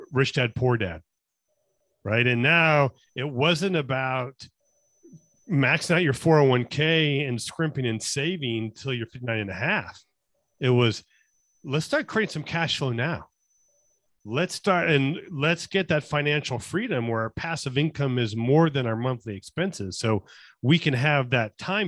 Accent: Las Vegas, Nevada, United States; I'm born and raised in Las Vegas

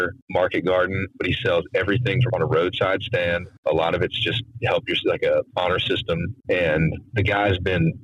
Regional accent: Wilmington, North Carolina, United States; I grew up here in Wilmington and it's coastal southeast North Carolina

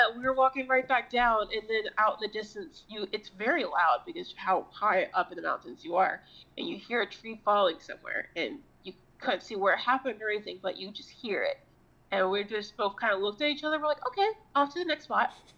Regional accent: Florida, United States; I'm also from Florida

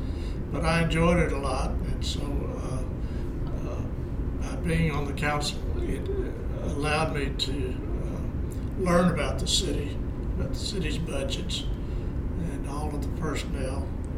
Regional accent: Shreveport, Louisiana, United States; born there; I was born in Shreveport.

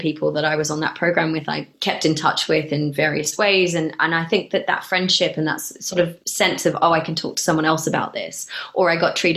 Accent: Australia; moved away as an adult; also born or lived in Melbourne, Australia / England; now in Bristol, United Kingdom; having grown up in Australia and being partially Australian

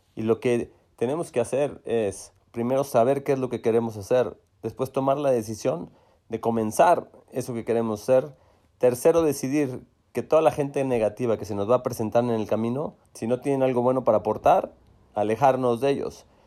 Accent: Monterrey, Nuevo León, Mexico; en Monterrey, en donde crecimos en Chipinque

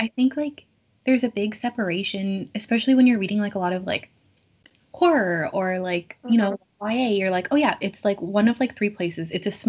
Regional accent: Kitchener, Ontario, Canada; I grew up in Kitchener

